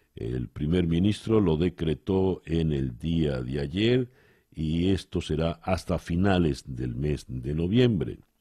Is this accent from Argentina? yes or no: no; Venezuela